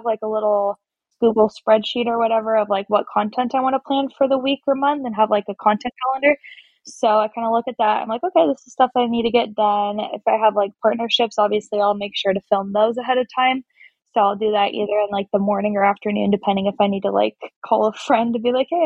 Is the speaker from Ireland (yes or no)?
no; Olympia, Washington, United States; moved away as an adult; now in Spokane, United States; I was in my hometown of Olympia, Washington, which is like an hour outside of Seattle.